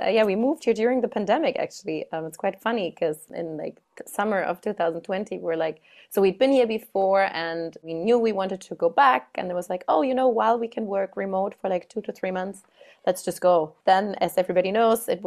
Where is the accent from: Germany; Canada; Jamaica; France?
Germany; moved away; I'm from Germany originally